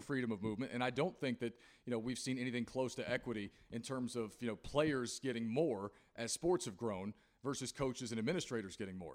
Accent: Christiansburg, Virginia, United States; I grew up in Christiansburg, Virginia, next door to Blacksburg

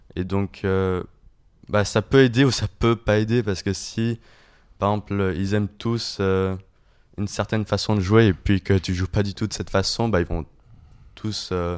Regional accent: Geneva, Switzerland; je suis genevois

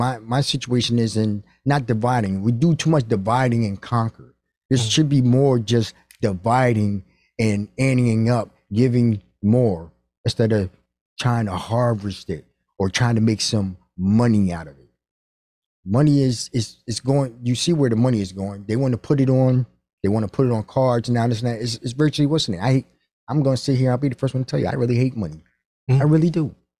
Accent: Stamford, Connecticut, United States; also born or lived in New York; But I was raised in Stamford, Connecticut. I was born in New York.

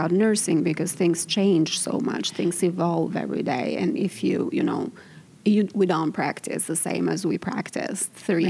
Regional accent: Albania; moved away as an adult; now in United States; I am originally from Albania, and I have been a nurse there for 8 years, and then I moved to the U.S.

